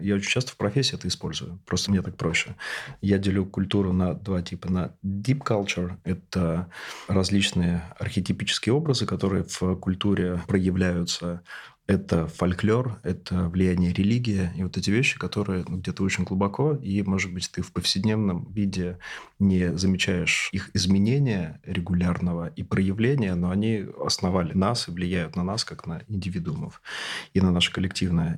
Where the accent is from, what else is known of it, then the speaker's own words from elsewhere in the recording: Siberia, Russia; Я, тоже из региона, я сибиряк